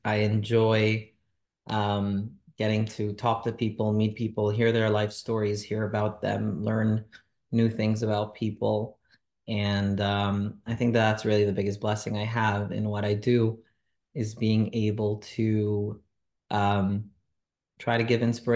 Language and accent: English; New York City, New York, United States; also born or lived in Monsey; I was born and raised in Crown Heights, Brooklyn, New York.